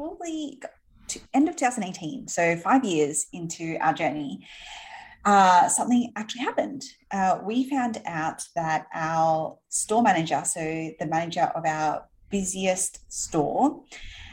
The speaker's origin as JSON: {"language": "English", "town": "Sydney", "region": "New South Wales", "country": "Australia", "tie": "born or raised there", "moved": "as an adult", "lives_now": "New York City, United States", "said": "I grew up in Sydney in Australia."}